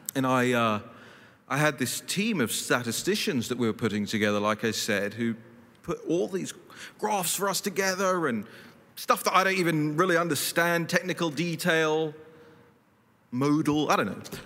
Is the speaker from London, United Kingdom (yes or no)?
yes; London, United Kingdom; moved away as an adult; now in Washington, D.C., United States; I grew up in London, then I moved to DC